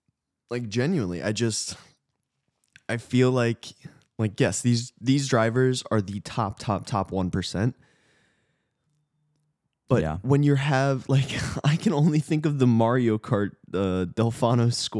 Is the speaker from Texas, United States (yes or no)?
no; Wisconsin, United States; But growing up in the Midwest, roundabouts are just a part of life. Mm-hmm. I grew up in rural Wisconsin.